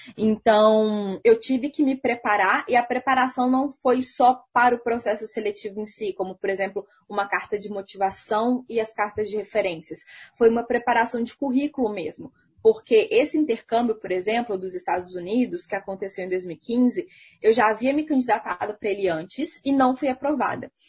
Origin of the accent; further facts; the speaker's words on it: Minas Gerais, Brazil; eu sou de Minas Gerais